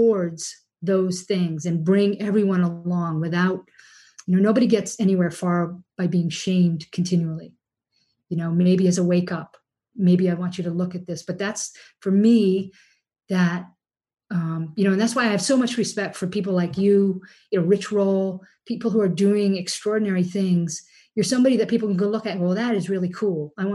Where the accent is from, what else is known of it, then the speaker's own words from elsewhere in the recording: New England, United States; We grew up here in New England in a very dairy heavy, very, you know, people hunt people.